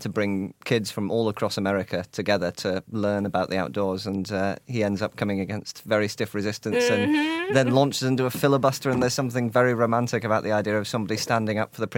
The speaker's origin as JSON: {"language": "English", "country": "United States", "tie": "born or raised there", "also_born_or_lived": "Bradford, England", "moved": "yes", "lives_now": "Bingley, United Kingdom", "said": "I grew up in the States"}